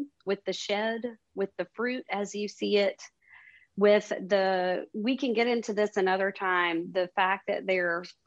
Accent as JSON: {"language": "English", "town": "Columbia", "region": "South Carolina", "country": "United States", "moved": "as an adult", "lives_now": "Baltimore, United States", "said": "I'm from Columbia. So I lived on campus, but I didn't totally go away to college"}